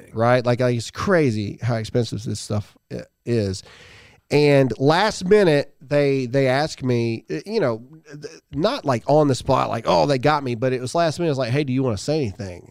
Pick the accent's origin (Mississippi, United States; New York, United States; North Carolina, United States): Mississippi, United States; I'm from Mississippi.